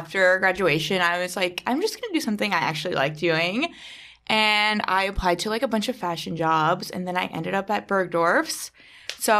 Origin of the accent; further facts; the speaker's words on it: Connecticut, United States; moved away as an adult; also born or lived in Indiana; now in New York City, United States; I grew up in Connecticut, not too far from the city